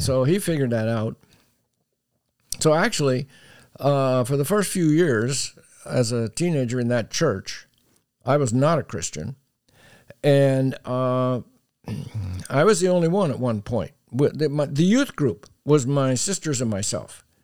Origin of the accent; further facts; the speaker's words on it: Pennsylvania, United States; moved away as an adult; now in Texas, United States; I grew up in Pennsylvania